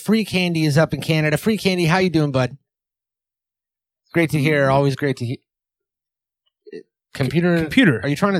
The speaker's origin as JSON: {"language": "English", "country": "New Zealand", "said": "You know I'm from New Zealand."}